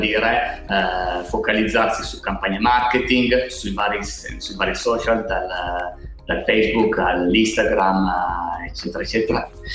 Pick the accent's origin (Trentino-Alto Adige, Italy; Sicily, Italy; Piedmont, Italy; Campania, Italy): Piedmont, Italy; Alba; siamo cinque soci, siamo di Alba